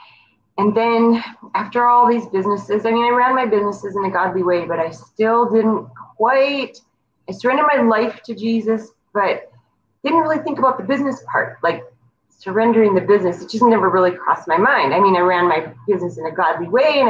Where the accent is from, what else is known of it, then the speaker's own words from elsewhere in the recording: North Dakota, United States; moved away; also born or lived in Virginia; I grew up in North Dakota.